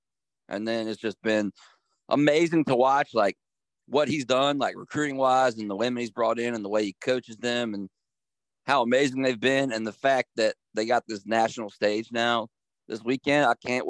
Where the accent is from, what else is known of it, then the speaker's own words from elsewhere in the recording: Harrisonburg, Virginia, United States; moved away; So I'm from Harrisonburg.